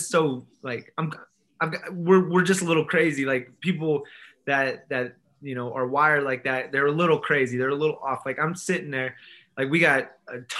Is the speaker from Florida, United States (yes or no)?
no; California, United States; moved away as an adult; also born or lived in South Dakota; I came from California